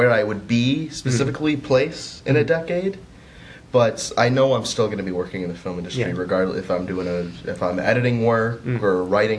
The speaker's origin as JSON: {"language": "English", "area": "suburbs of Detroit", "region": "Michigan", "country": "United States", "moved": "yes", "lives_now": "Chicago, United States", "said": "I'm from the nice suburbs of Detroit."}